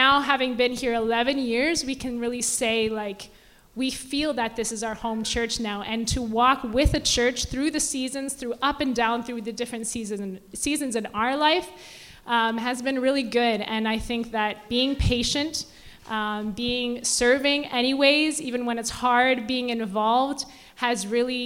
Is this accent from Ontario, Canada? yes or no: yes; Ontario, Canada; moved away as an adult; we had grown up in Ontario